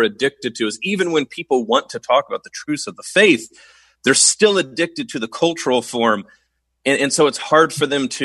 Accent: Oklahoma, United States; I'm from Oklahoma.

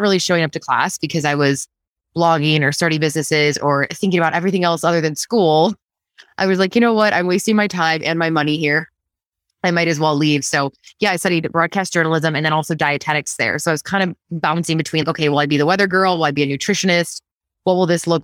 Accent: Wheaton, Illinois, United States; So I grew up in Wheaton outside of Chicago

